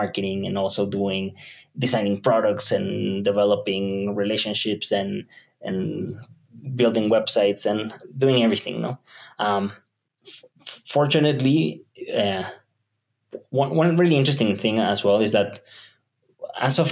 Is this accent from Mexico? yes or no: yes; Mexico City, Mexico; I was born in Mexico City, so this is my home turf. I was raised in the south and more of in the suburbs